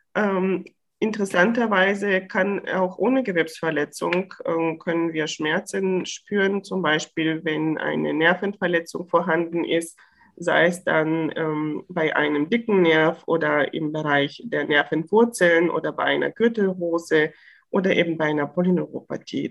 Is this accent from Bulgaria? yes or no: yes; Bulgaria; now in Bochum, Germany; ich komme aus Bulgarien gebürtig